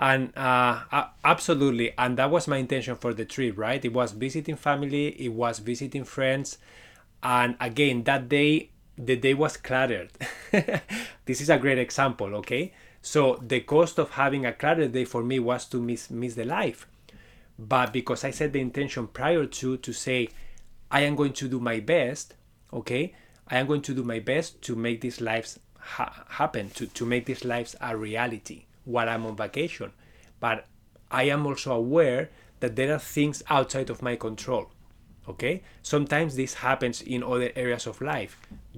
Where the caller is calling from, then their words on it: Waterloo, Ontario, Canada; I am connecting from Waterloo, Ontario, Canada. It's pretty close to Toronto